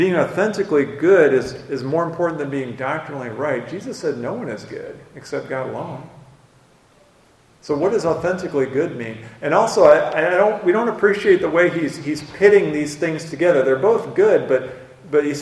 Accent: United States; I grew up on the Mississippi River

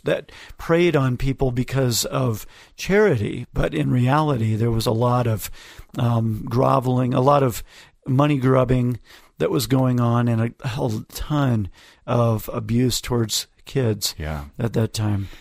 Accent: Ogden, Utah, United States; my hometown

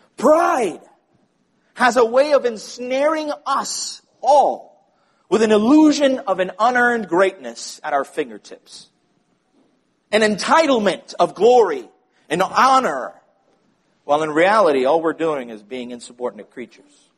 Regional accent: Puerto Rico; growing up in Puerto Rico

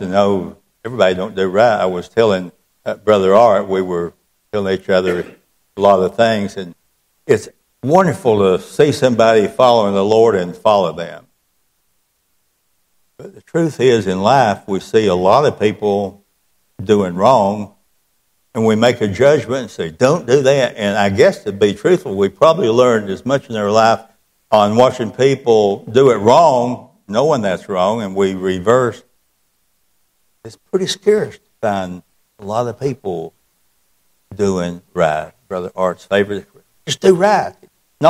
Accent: the South, United States; I was born and reared in the South

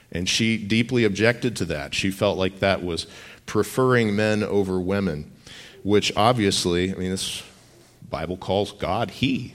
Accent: Texas, United States; moved away; I grew up in Texas

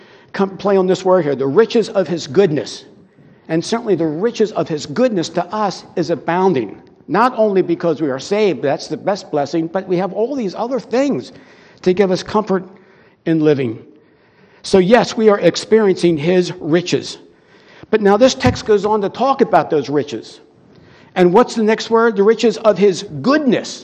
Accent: United States; we're American citizens

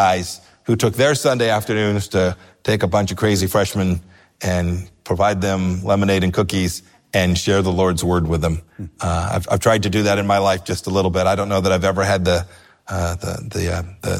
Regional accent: Southern California, United States; moved away as an adult; I grew up in Southern California.

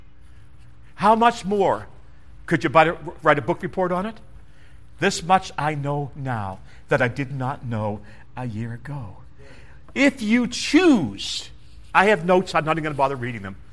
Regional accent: Canada; I'm just Canadian

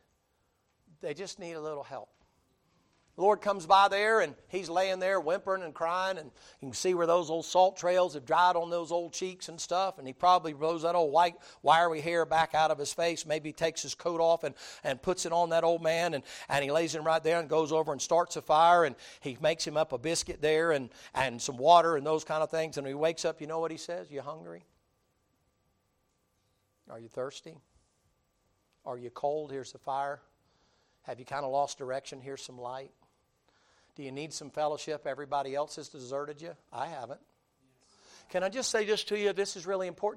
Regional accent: the South, United States; I'm from the South, so it's always Bubba

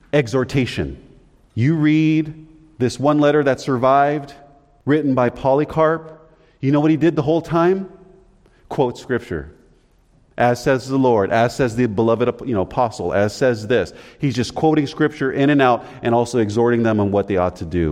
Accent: United States; Being an American

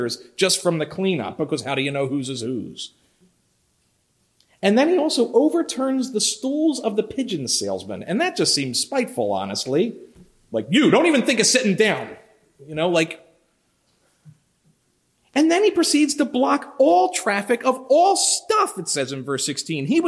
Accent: Philadelphia, Pennsylvania, United States; Growing up in Philly, I lived not far from the Boulevard, Roosevelt Boulevard

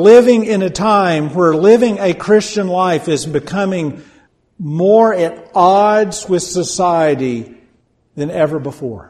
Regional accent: United States

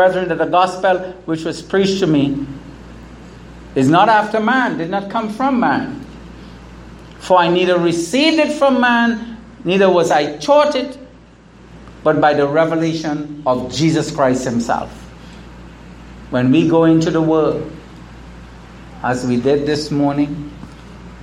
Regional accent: United States; the United States, my home country, here in St. Martin

